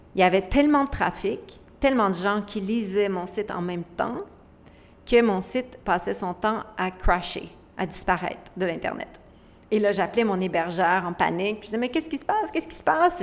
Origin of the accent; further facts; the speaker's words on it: Quebec, Canada; je viens du Québec, d'un petit village vraiment pauvre et vulnérable